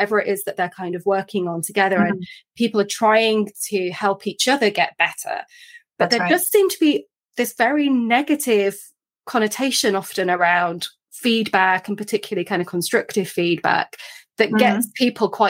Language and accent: English; United Kingdom; I'm British